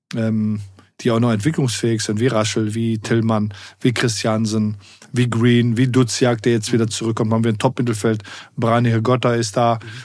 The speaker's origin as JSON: {"language": "German", "country": "Germany", "tie": "born or raised there", "said": "dadurch, dass ich in zwei Kulturen groß geworden bin, ähm, mit meiner arabischen Herkunft und ähm, aber hier auch groß geworden bin in Deutschland"}